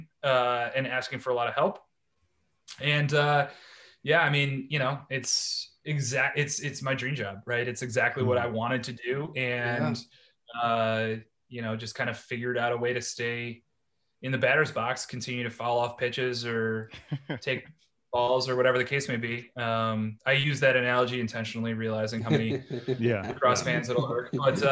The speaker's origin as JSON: {"language": "English", "town": "Cleveland", "region": "Ohio", "country": "United States", "tie": "born or raised there", "also_born_or_lived": "Baltimore, Maryland", "moved": "as an adult", "said": "I'm originally from Cleveland, Ohio. I played high school football and lacrosse"}